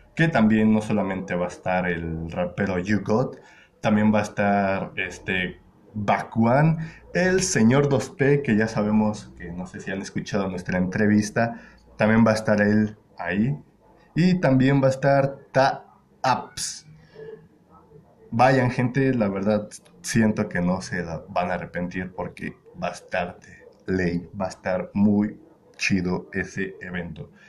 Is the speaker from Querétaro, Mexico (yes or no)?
yes; Querétaro, Mexico; todos mis compañeros con los que con los que estamos aquí somos de Querétaro